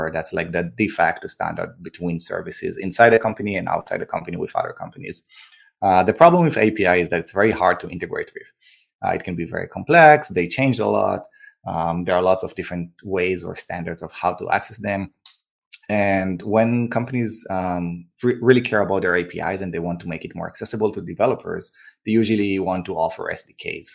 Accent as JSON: {"language": "English", "country": "Israel", "tie": "born or raised there", "also_born_or_lived": "New York", "moved": "as an adult", "lives_now": "Austin, United States", "said": "I grew up and born and raised in Israel, where I served in the army as an officer there"}